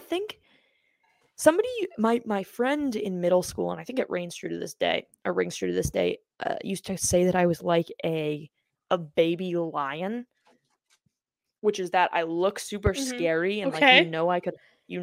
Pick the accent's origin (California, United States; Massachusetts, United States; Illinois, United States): Massachusetts, United States; Boston; my hometown team.